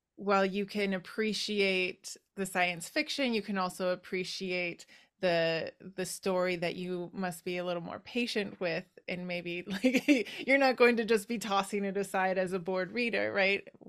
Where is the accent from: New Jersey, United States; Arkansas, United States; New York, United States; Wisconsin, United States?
Wisconsin, United States; moved away; I am from your neighboring state. I'm from Wisconsin, but yeah, haven't been there in a while.